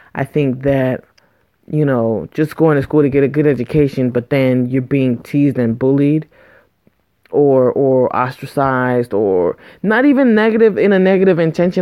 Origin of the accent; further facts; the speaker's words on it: United States; a Black American, um, you know, descendants of of slaves um, here